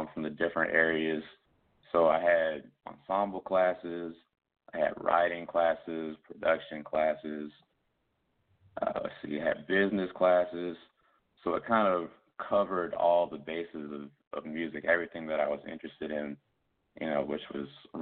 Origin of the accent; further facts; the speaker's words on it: Columbia, South Carolina, United States; moved away as an adult; also born or lived in Boston; now in Atlanta, United States; my hometown of Columbia, South Carolina